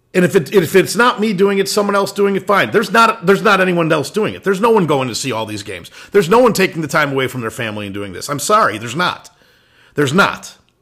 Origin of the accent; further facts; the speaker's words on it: Illinois, United States; moved away; I was originally from Illinois